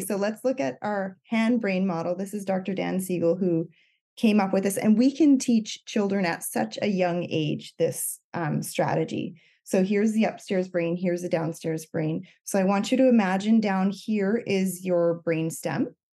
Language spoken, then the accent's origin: English; Cape Breton Island, Nova Scotia, Canada; moved away as an adult; now in British Columbia, Canada; I'm from Cape Breton Island, um, but I live in British Columbia right now. I've been here since twenty ten.